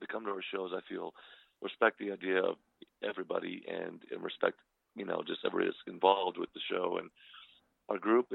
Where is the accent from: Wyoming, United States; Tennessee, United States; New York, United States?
Wyoming, United States; also born or lived in Mesa, Arizona; now in Phoenix, United States; I was born here in Phoenix, Arizona, Mesa, Arizona, you know, et cetera. But I moved, you know, shortly after to Wyoming, and which is right across the border from Salt Lake City, Utah.